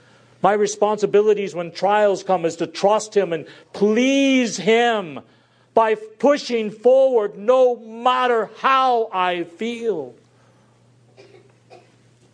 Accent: United States; I'm an American

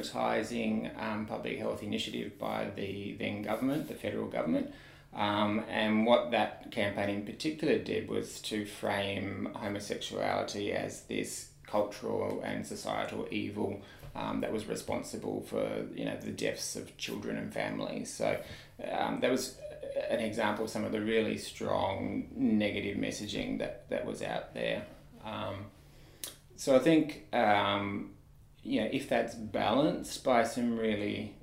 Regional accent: rural Tasmania, Australia; moved away as an adult; also born or lived in Thailand; now in Newcastle, Australia; originally from rural Tasmania, actually. So I grew up in Tassie, Tassie boy by origin

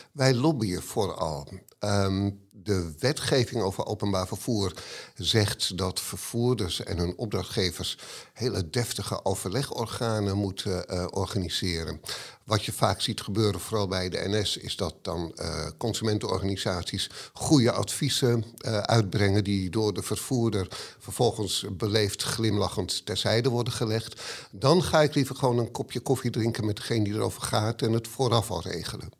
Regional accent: Amsterdam, North Holland, Netherlands; ik ben geboren en getogen in Hartje Amsterdam

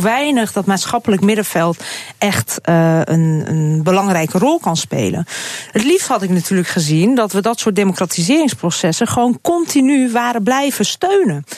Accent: Hungary; now in Netherlands; ik ben natuurlijk daar in dat land geboren. Ik heb twee ouders die Hongaars zijn

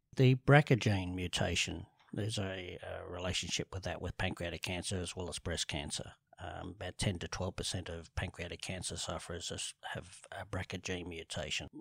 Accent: Sydney, New South Wales, Australia; grew up in the eastern suburbs, um, from Rose Bay to Bellevue Hill to North Bondi, back to Vaucluse, back to Bellevue Hill

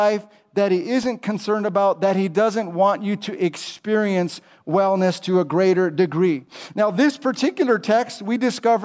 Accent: California, United States; now in Charlotte, United States; I'm from California originally

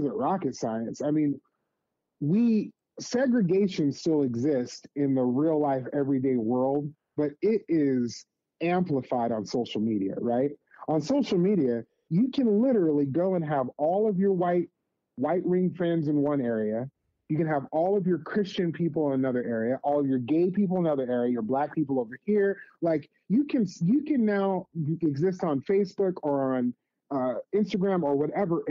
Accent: Las Vegas, Nevada, United States; moved away as an adult; also born or lived in Santa Cruz area; growing up in Las Vegas, I grew up in a hugely different community

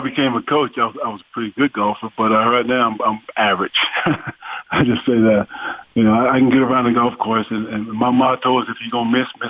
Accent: McKinney, Texas, United States; born there; Well, I was born in McKinney.

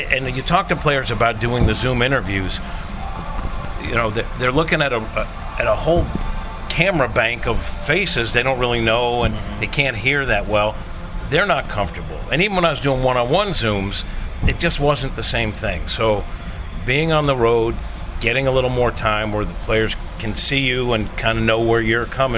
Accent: New York, United States; moved away; I know I was born in New York

